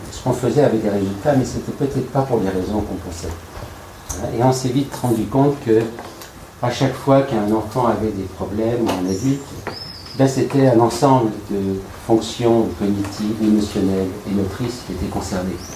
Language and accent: French; Lyon, Auvergne-Rhône-Alpes, France; nous sommes très très heureux de vous accueillir à Lyon. je vais faire Cocorico, c'est ma ville natale, même si depuis longtemps je suis